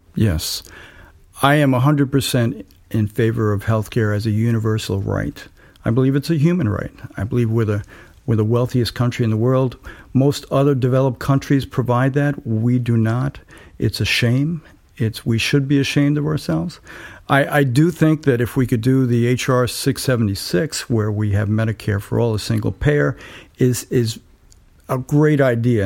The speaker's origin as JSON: {"language": "English", "town": "New York City", "region": "New York", "country": "United States", "tie": "born or raised there", "also_born_or_lived": "Kingston, New York / New Paltz, New York", "moved": "yes", "lives_now": "Woodstock, United States", "said": "I was born in Staten Island, and my family was a, a poor working class family"}